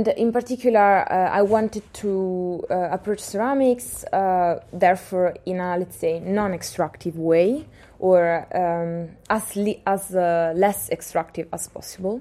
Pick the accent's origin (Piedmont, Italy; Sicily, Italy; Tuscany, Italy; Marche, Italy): Marche, Italy; Pesaro; now in Amsterdam, Netherlands; Pesaro, my hometown